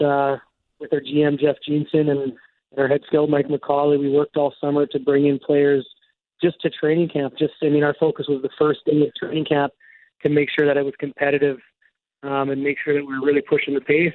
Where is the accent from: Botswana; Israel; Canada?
Canada; Alberta; also born or lived in Vancouver; now in Winkler, Canada; I'm from Alberta.